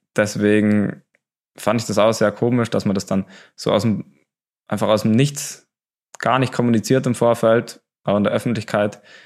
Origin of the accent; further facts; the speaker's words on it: Oberstdorf, Bavaria, Germany; bei uns in Oberstdorf